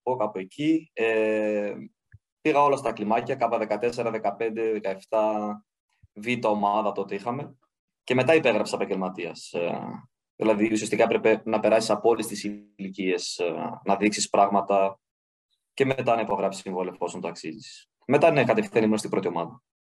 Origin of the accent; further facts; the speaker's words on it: Griva, Central Macedonia, Greece; also born or lived in Thessaloniki; Ήμουνα στο χωριό μου, στη Γρήβα